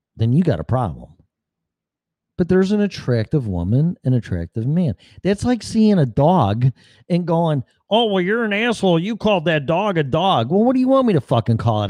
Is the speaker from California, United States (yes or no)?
no; Chicago, Illinois, United States; I'm from Chicago